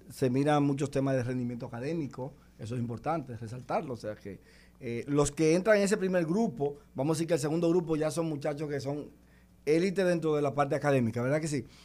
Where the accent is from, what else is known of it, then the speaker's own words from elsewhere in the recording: San Cristóbal, Dominican Republic; soy de San Cristóbal, de Vieja Norte, que ahí nací en una casa de piso de tierra